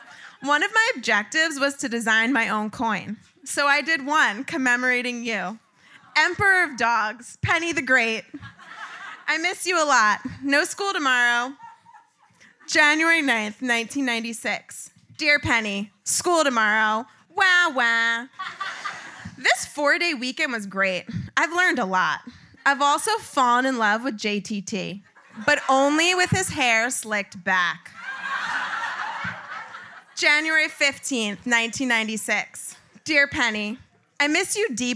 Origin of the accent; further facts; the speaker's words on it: Long Island, New York, United States; I grew up in Long Island in the 90s